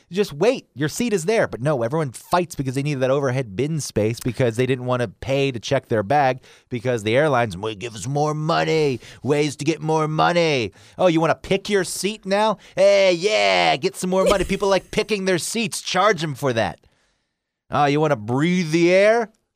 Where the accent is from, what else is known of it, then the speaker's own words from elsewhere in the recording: Atlanta, Georgia, United States; you and I grew up in Atlanta